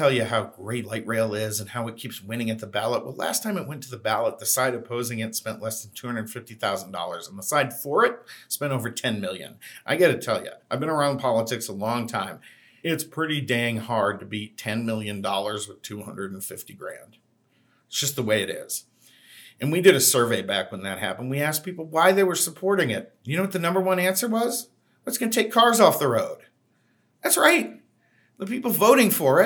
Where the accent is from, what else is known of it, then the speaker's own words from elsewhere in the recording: Boston, Massachusetts, United States; now in Phoenix, United States; I grew up in Boston